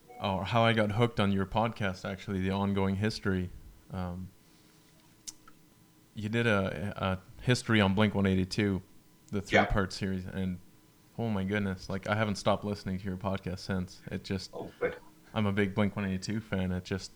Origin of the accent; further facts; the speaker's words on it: Mexico; now in Manitoba, Canada; I grew up in Mexico